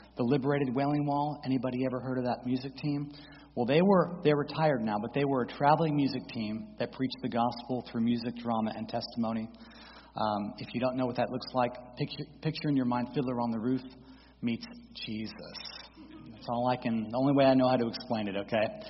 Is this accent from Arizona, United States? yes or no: no; St. Petersburg, Florida, United States; also born or lived in Daytona Beach, Florida; I was born in Daytona, raised in St. Petersburg in a Reformed Jewish household